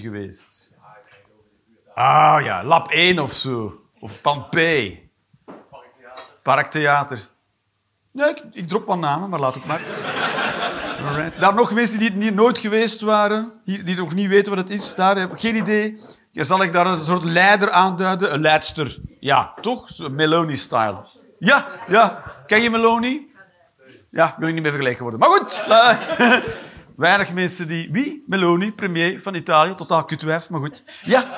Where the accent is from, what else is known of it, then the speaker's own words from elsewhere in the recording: Belgium; moved away; also born or lived in Eindhoven / Netherlands; als Belg